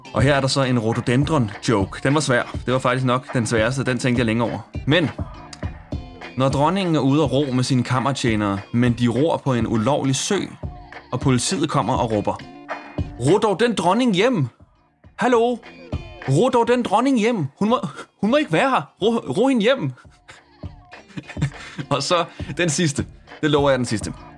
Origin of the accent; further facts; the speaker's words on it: Smørum, Capital Region of Denmark, Denmark; jeg har gået mange ture i min hjemby Smørum på det seneste, som er en hyggelig forstad uden for København